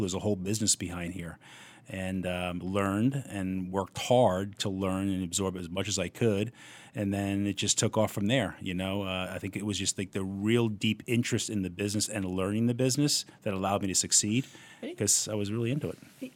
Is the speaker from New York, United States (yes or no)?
yes; Port Washington, New York, United States; Port was a great place to grow up